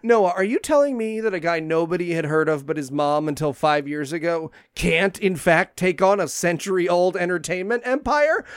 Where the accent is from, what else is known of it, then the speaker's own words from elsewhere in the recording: Binghamton, New York, United States; my hometown of Binghamton